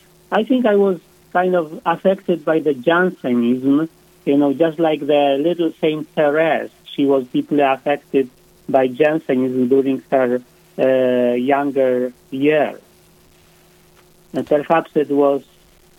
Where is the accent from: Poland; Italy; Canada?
Poland; now in South Dakota, United States; I was born and raised in Poland